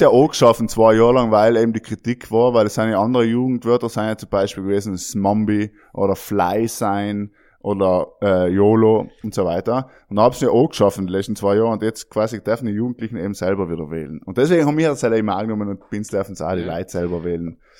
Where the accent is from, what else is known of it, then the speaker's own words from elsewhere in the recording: South Tyrol, Trentino-Alto Adige, Italy; als Südtiroler